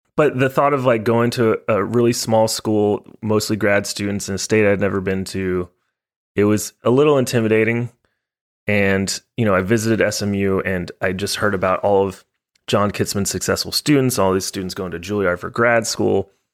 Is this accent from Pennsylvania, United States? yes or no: no; Highland Village, Texas, United States; also born or lived in Denton, Texas / Portland, Maine; I was born in Denton, in Flo Hospital. It's no longer there. Shut her down. And, yeah, you know, I, you know, grew up in Texas most of my life.